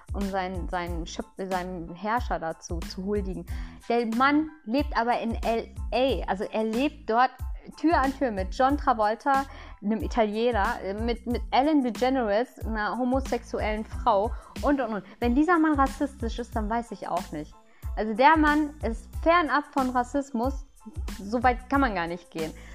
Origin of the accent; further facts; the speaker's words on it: Lünen, North Rhine-Westphalia, Germany; also born or lived in Ahlen; Ich bin in Lünen geboren.